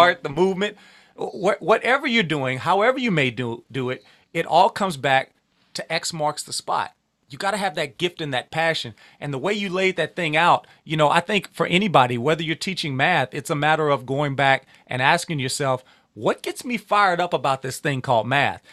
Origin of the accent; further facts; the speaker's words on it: Louisiana, United States; I'm from Louisiana, but because it's home and it's familiar